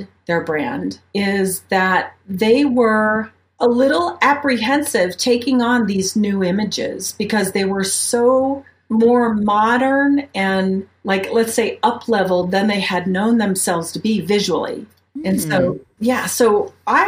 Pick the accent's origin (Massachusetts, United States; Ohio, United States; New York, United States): Ohio, United States; moved away as an adult; also born or lived in Mobile, Alabama; now in Colorado Springs, United States; where I'm from, if you want to go way back, I'm from Ohio. I'm a Midwest gal